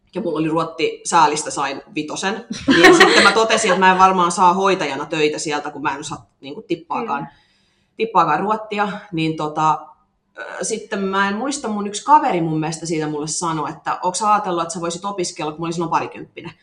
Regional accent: Kauhava, South Ostrobothnia, Finland; accent: Ostrobothnian; moved away as an adult; also born or lived in Seinäjoki; now in Tampere, Finland; mä oon kotoisin Pohjanmaalta, Kauhavalta

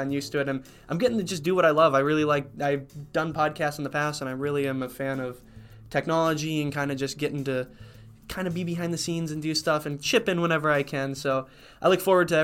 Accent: Montevideo, Minnesota, United States; now in Batesville, United States; I'm from Montevideo. It's a very small town

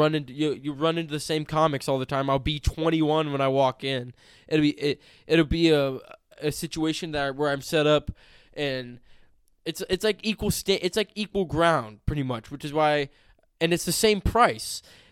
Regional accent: California, United States; Growing up in California

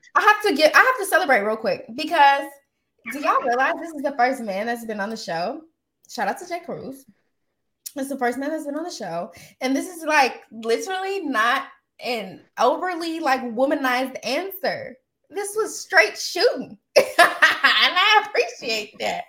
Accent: Austin, Texas, United States; moved away; I'm from Austin. I'm still Southern.

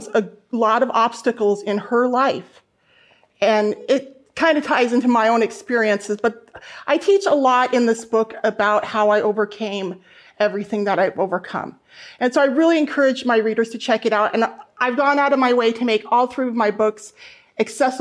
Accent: North Central Montana, United States; I grew up in North Central Montana

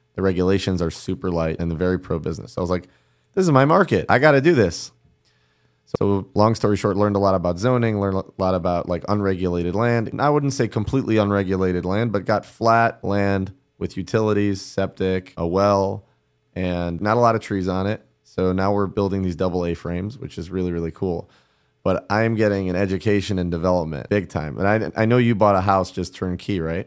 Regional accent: Cleveland, Ohio, United States; also born or lived in New York City; now in Miami, United States; from, Cleveland, lived in New York City, now live in Miami

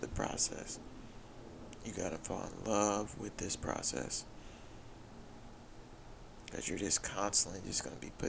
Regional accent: Haughton, Louisiana, United States; I grew up in Houghton, Louisiana.

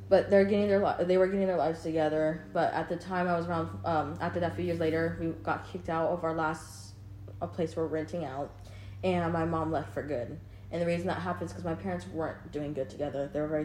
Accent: Portland, Oregon, United States; born there; I'll probably go to Portland. Give birth. I was born in Portland.

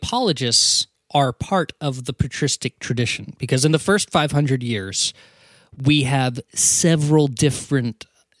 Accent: United States; I'm not sorry. Because I'm American.

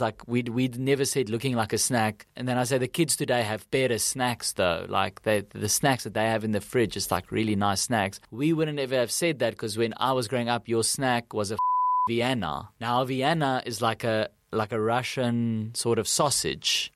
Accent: Kempton Park, Gauteng, South Africa; accent: Afrikaans; first language Afrikaans; English is a second language; I'm Afrikaans, I'm from South Africa

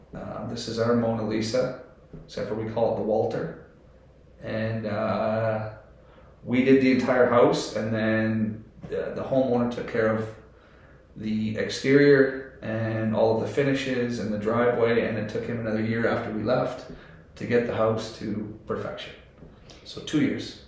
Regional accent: Ontario, Canada; moved away; I'm from Ontario

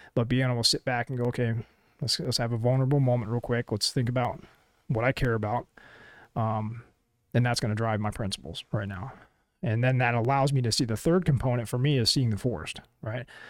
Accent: Florida, United States; moved away; also born or lived in Colorado; my hometown in Denell, Florida.

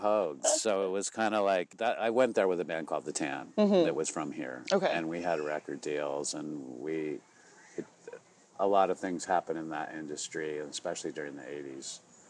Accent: Santa Barbara, California, United States; also born or lived in London; I'm a surfer from California, so it was fun to do something completely different. And I grew up here

